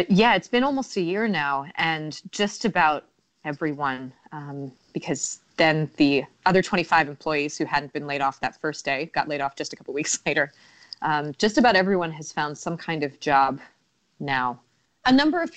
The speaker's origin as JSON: {"language": "English", "country": "United States", "moved": "yes", "lives_now": "Spain", "said": "I'm American"}